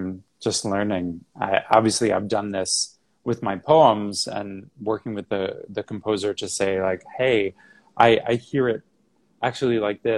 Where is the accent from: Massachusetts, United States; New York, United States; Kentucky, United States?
New York, United States; Massapequa; also born or lived in Houston; I'm from New York. I grew up on Long Island, not far from New York City, just about 30 miles in a town called Massapequa